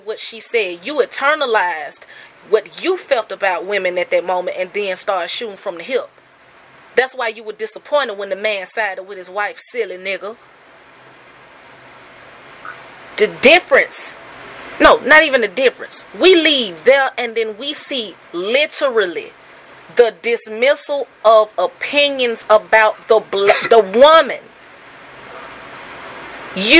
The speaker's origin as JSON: {"language": "English", "town": "Birmingham", "region": "Alabama", "country": "United States", "tie": "born or raised there", "said": "growing up in Birmingham"}